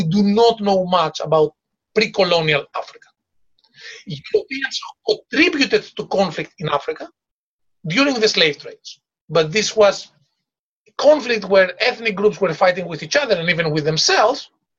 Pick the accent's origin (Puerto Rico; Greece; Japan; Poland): Greece; I come from Greece